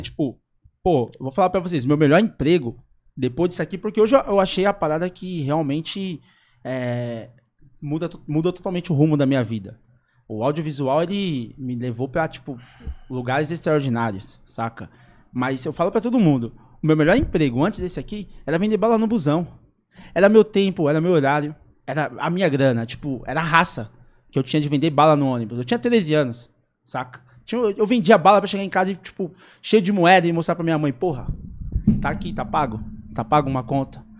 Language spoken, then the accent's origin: Portuguese; São Paulo, Brazil; also born or lived in Cidade Tiradentes, São Paulo; eu fui criado no Jardim das Oliveiras